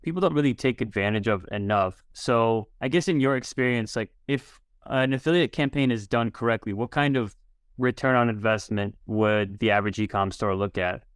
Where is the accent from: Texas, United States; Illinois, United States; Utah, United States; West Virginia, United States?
Illinois, United States; Chicago; I grew up in Chicago as well